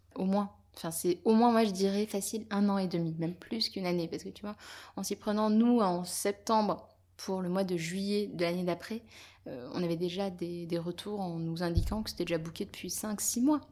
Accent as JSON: {"language": "French", "area": "near Avignon", "region": "Provence-Alpes-Côte d'Azur", "country": "France", "moved": "yes", "lives_now": "Paris, France", "said": "J'ai effectivement de la, famille là-bas, et puis surtout, je suis originaire de là-bas."}